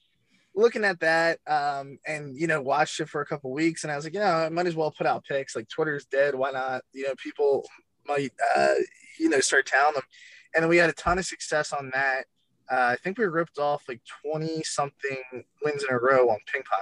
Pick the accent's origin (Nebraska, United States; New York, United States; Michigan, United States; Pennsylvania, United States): Pennsylvania, United States; Delaware County, outside Philadelphia; I'm from Delaware County, which is right outside of the city, like 20 minutes